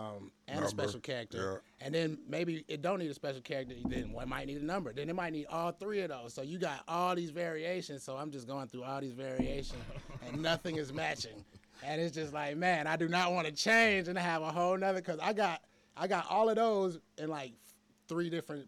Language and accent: English; Hinesville, Georgia, United States; born there; also born or lived in New York; I was born in Hinesville.